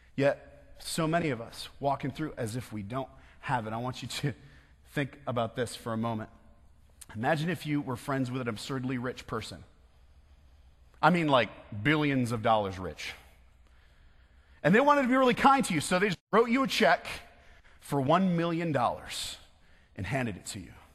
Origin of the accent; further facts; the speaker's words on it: West Michigan, United States; I'm from West Michigan.